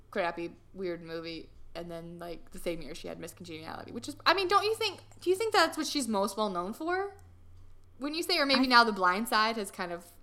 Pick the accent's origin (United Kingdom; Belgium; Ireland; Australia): Ireland; I am it. Irish. I'm just an Irish girl.